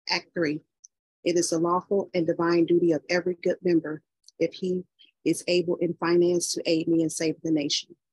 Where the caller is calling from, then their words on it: Detroit, Michigan, United States; Peace and love. I'm calling from Detroit, Michigan.